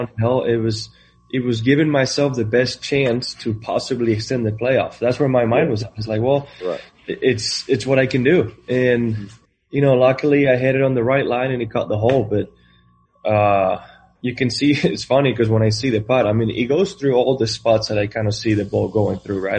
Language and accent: English; Spain; moved away as an adult; I'm coming from Spain. Uh, I grew up in a town with 1,200 people